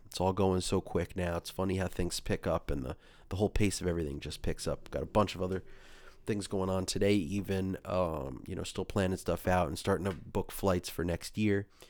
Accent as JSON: {"language": "English", "region": "forty minutes from New York City", "country": "United States", "tie": "born or raised there", "said": "I was born in New York, an, uh, forty minutes from New York City"}